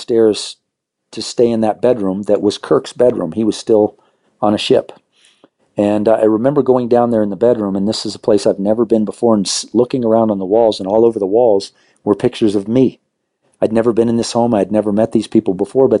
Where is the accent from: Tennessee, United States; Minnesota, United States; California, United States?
California, United States; Southern; moved away as an adult; now in Arvada, United States; we grew up in Southern California, swimming pool in the backyard